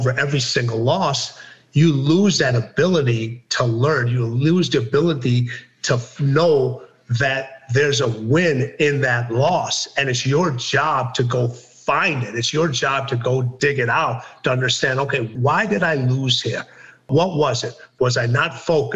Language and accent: English; Wolverhampton, West Midlands, United Kingdom; I was born in Wolverhampton, England